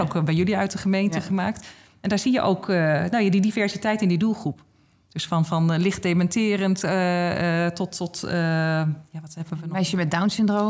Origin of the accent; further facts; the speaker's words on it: Noordwijk, South Holland, Netherlands; mijn eigen gemeente waar ik vandaan kom, Noordwijk